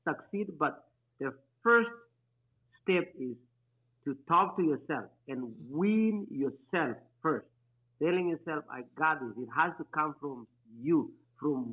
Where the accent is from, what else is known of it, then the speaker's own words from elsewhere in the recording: Kenya; moved away as an adult; also born or lived in Anchorage, Alaska, United States; now in United States; I am originally from Kenya. I came to the United States in 2008, went to University of Alaska Anchorage